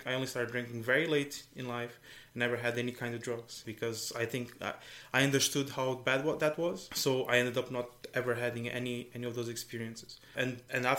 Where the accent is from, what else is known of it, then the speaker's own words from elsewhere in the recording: Algarve, Portugal; moved away as an adult; also born or lived in Brazil; now in Ireland; I was born in Brazil. My parents are Portuguese, and I moved to Portugal when I was 3.